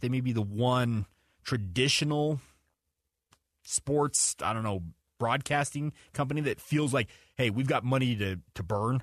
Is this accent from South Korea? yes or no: no; Western United States, United States; I'm a kid that's born and raised in the Western United States.